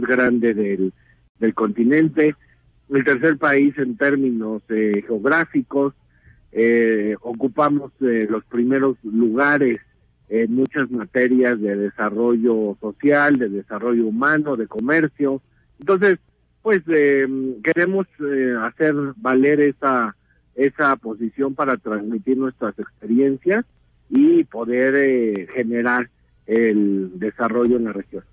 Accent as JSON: {"language": "Spanish", "country": "Mexico"}